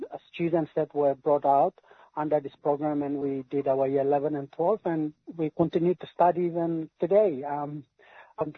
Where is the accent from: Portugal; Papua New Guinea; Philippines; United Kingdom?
Papua New Guinea; moved away as an adult; also born or lived in West Papua; now in Canberra, Australia; I grew up in Papua New Guinea for pretty much nearly 20 years, until early 2003